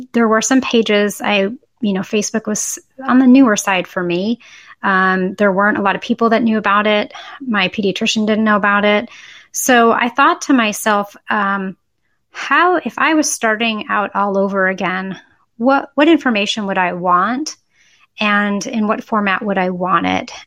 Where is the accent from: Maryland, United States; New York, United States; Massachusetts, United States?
Massachusetts, United States; Boston; also born or lived in Syracuse / Chapel Hill; now in Austin, United States; I grew up in Boston